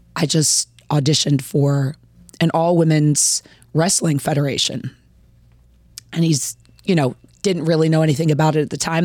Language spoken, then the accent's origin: English; Baltimore, Maryland, United States; also born or lived in Washington, D.C.; now in Richmond, United States; I live here in Richmond. I am from the Baltimore, Washington area.